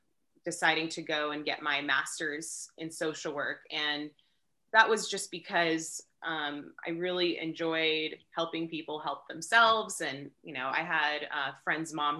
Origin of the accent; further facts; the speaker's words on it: Orange County, Southern California, United States; also born or lived in Long Beach, California / Los Angeles, California / San Diego, California; now in Joshua Tree, United States; I'm native to Southern California. I was born in Long Beach, raised in Orange County, went to school in Los Angeles